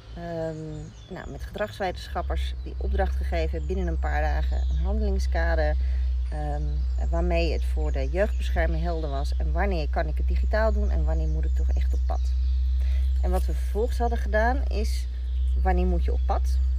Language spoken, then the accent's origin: Dutch; Rotterdam, South Holland, Netherlands; ik daar als Rotterdammer binnenkwam